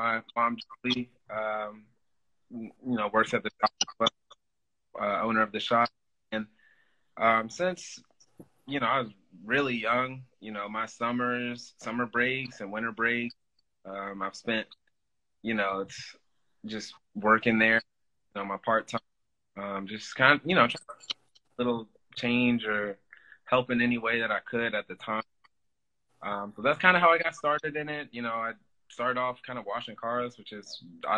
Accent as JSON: {"language": "English", "town": "Silver Spring", "region": "Maryland", "country": "United States", "tie": "born or raised there", "said": "I'm born and raised in Silver Spring, Maryland"}